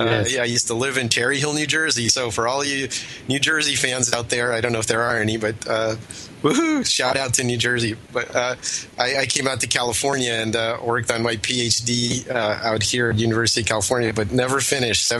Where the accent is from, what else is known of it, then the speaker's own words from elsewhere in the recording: Russia; moved away; I was born in Russia myself